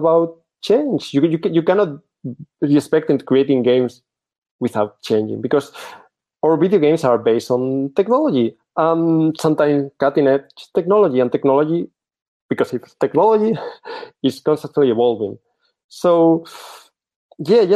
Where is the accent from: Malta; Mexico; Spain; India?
Spain; English is a second language; also born or lived in Barcelona; I'm from Spain, currently living in Barcelona.